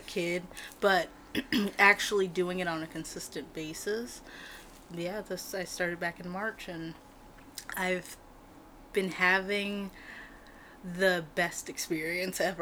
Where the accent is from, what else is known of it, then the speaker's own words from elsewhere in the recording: California, United States; now in Oregon, United States; I was born in California